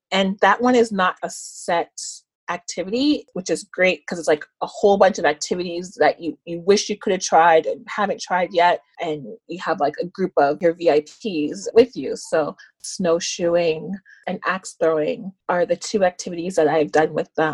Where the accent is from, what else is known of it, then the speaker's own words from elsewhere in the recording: Toronto, Ontario, Canada; I'm from Scarborough, Ontario.